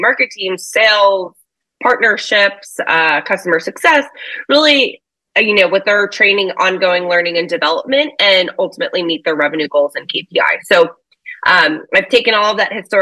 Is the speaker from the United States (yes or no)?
yes; United States; moved away as an adult; also born or lived in New York City; now in London, United Kingdom; I'm originally, as I'm sure your listeners can tell, I'm full American